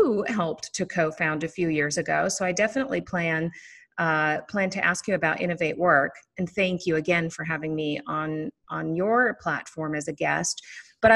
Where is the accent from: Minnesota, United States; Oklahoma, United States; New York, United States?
Minnesota, United States; Minneapolis; I hail from Minneapolis, Minnesota, the home of the Minnesota Vikings